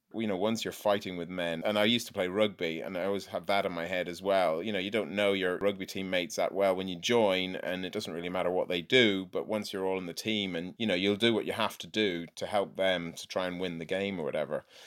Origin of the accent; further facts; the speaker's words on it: Ireland; moved away as an adult; now in England; I'm Irish.